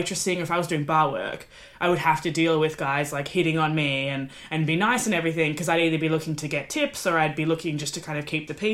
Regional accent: Australia; now in United Kingdom; I'm Australian in the UK

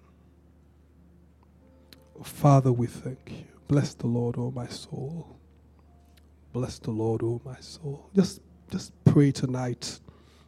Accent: Benin; I grew up in Benin

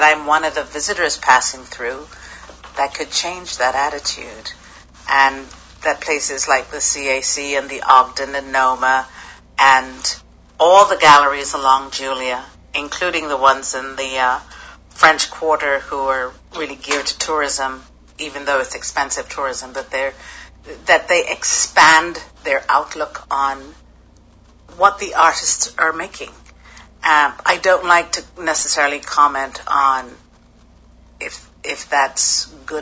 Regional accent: Hastings, South East England, United Kingdom; now in New York, United States; I grew up in Hastings, in Sussex.

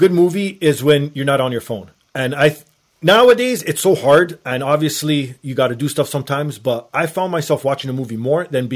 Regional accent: Canada; being Canadian, it's legal up here now

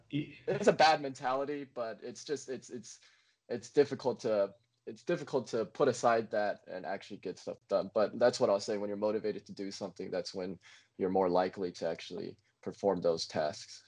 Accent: Montgomery, Alabama, United States; Montgomery, my hometown in Alabama

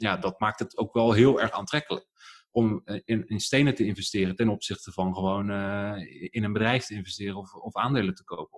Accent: Netherlands; born or raised there; also born or lived in Germany

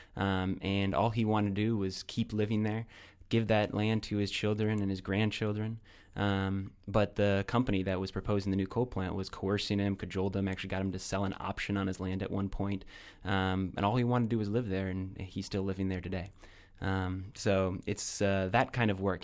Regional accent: Iowa, United States; moved away; I'm very proud of my home state of Iowa

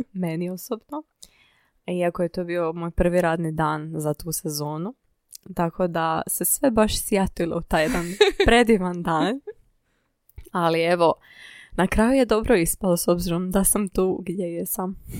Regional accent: Zadar, Zadar County, Croatia; born or raised there; moved away as an adult; now in Zagreb, Croatia

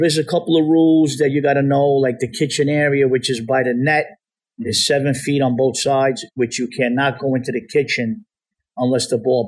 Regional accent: Bronx, New York, United States; now in Apex, United States; New York. {S0} New York. {S7} Bronx, New York.

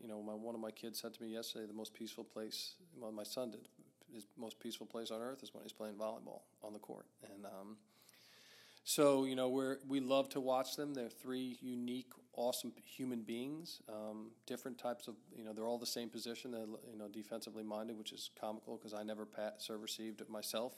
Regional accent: Melville, New York, United States; also born or lived in Deer Park, New York; I grew up in Melville and Deer Park

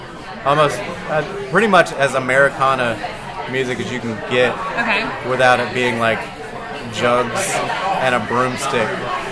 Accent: Dothan, Alabama, United States; this is my hometown, Dothan.

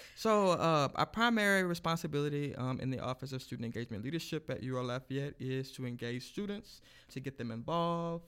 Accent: Lake Charles, Louisiana, United States; now in Lafayette, United States; I'm actually originally from Lake Charles

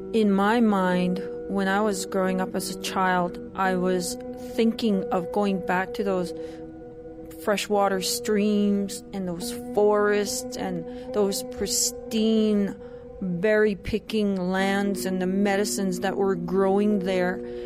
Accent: Canada; I'm from the Treaty 6 territory in what is now known as Canada

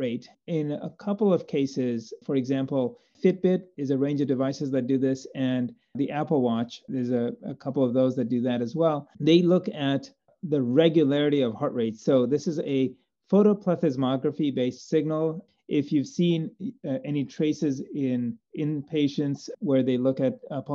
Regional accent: Zambia; moved away as an adult; now in United States; Growing up in Zambia and doing medical school there

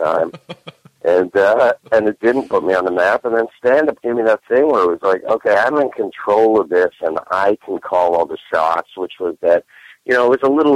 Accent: Toronto, Ontario, Canada; moved away as an adult; now in New York, United States; growing up in Toronto

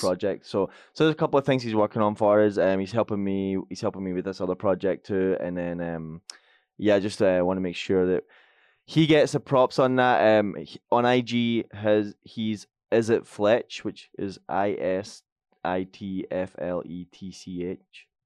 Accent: Scotland, United Kingdom; I'm Scottish

